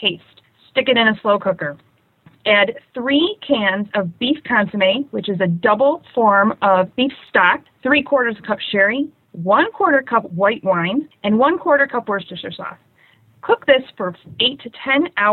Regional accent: Chicago, Illinois, United States; I'm from Chicago, Illinois

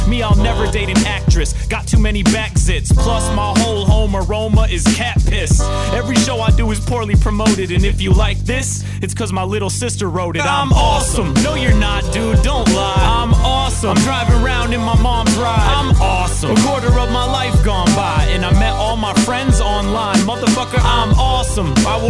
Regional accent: Maine, United States; I'm from Maine and I don't hunt.

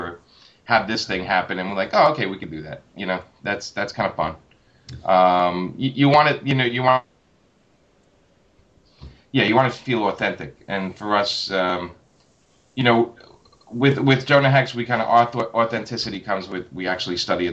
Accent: New York City, New York, United States; I was born and raised in Brooklyn

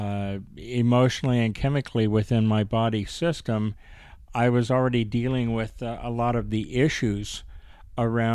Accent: Mesa, Arizona, United States; I grew up primarily in Mesa, Arizona

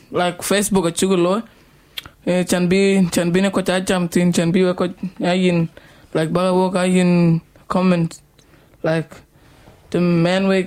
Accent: Papua New Guinea; I have never been to Iran, and you know, I I grew up in Papua New Guinea

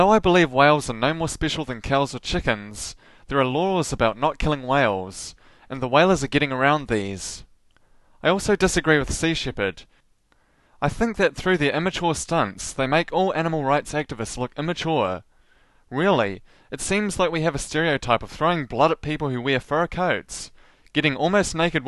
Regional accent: New Zealand; As a New Zealander

